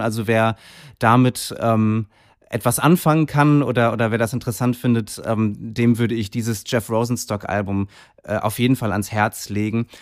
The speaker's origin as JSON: {"language": "German", "town": "Kiel", "region": "Schleswig-Holstein", "country": "Germany", "tie": "born or raised there", "moved": "yes", "said": "zu Hause in Kiel, äh, meiner Heimatstadt"}